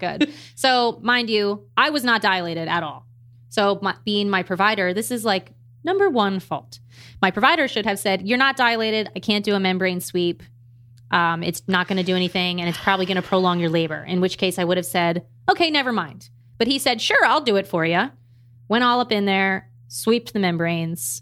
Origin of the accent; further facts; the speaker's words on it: Maryland, United States; moved away as an adult; also born or lived in California; I'm from Maryland, we're currently in Maryland